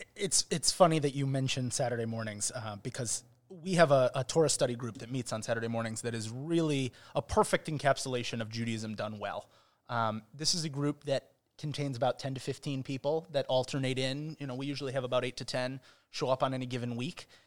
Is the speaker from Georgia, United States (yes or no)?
no; Chicago, Illinois, United States; also born or lived in Israel; now in Cincinnati, United States; I'm from Chicago